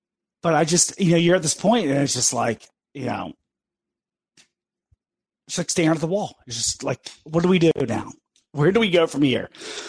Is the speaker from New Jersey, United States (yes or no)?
no; Richmond, Virginia, United States; I'm from Richmond, Virginia, and D.C. is right next to us.